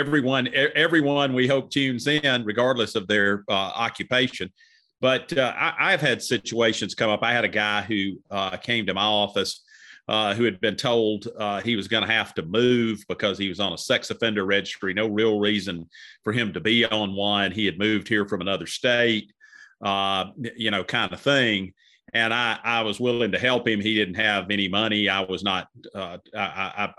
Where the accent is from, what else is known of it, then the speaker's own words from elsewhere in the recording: Cartersville, Georgia, United States; I'm from Cartersville